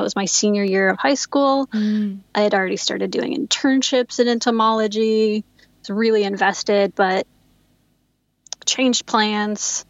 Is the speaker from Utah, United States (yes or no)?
yes; Provo, Utah, United States; moved away as an adult; now in Los Angeles, United States; I grew up in Provo, Utah.